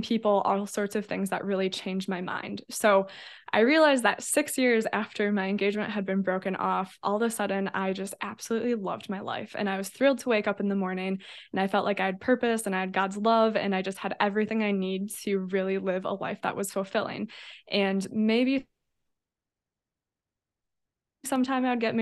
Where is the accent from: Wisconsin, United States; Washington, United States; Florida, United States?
Wisconsin, United States; Fond du Lac; now in Milwaukee, United States; I was born in Fond du Lac, Wisconsin, then moved to Milwaukee for college